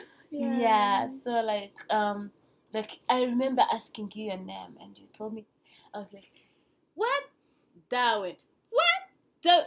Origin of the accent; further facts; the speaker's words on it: Rwanda; moved away as an adult; I'm from Rwanda